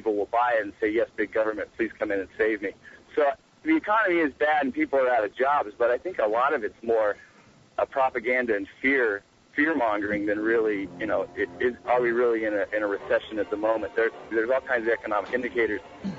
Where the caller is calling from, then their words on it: Tucson, Arizona, United States; I live in Tucson, Arizona at the moment, and I listen over the internet, but at the moment I'm in my car